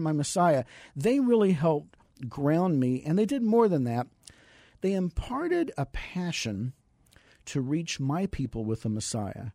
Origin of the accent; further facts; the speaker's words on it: San Antonio, Texas, United States; also born or lived in Los Angeles / New York; now in Phoenix, United States; I grew up in San Antonio, Texas